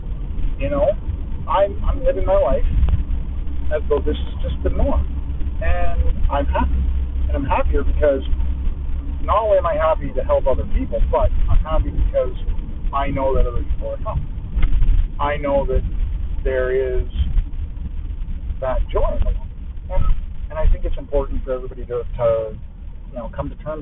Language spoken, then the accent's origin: English; Canada; I'm Canadian